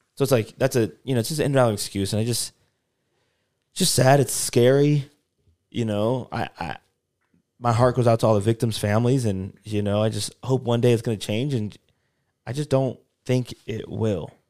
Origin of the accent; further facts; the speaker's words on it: United States; I'm from America, I live in America